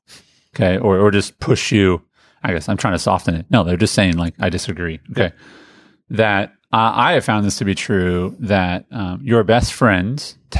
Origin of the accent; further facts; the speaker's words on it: Indianapolis, Indiana, United States; as a kid growing up in Indianapolis, Indiana